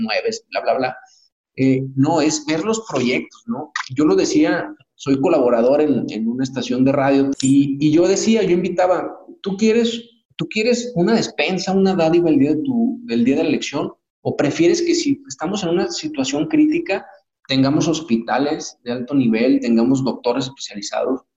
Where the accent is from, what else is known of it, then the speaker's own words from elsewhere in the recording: Mexico; qué es lo que necesitamos como mexicanos